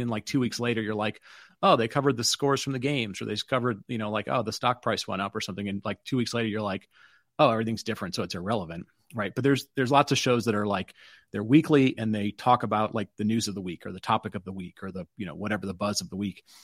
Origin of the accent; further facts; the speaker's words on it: Detroit, Michigan, United States; I grew up in Detroit